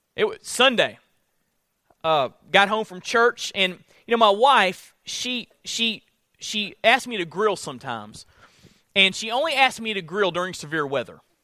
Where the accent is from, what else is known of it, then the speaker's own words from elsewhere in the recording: Florida, United States; moved away; I'm from Florida